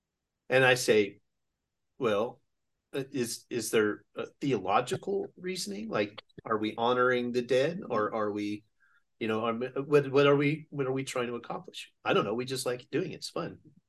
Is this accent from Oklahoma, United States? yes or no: yes; Oklahoma, United States; also born or lived in Yokosuka / Waukegan / Yakima / Greenville; I grew up in Oklahoma. I spent the majority of my life in Oklahoma. I spent 4 years in Enid before Dad got in the Navy.